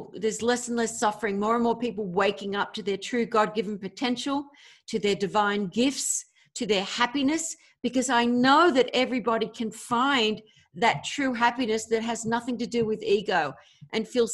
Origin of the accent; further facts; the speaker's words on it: Australia; also born or lived in America; now in United States; another Aussie Sheila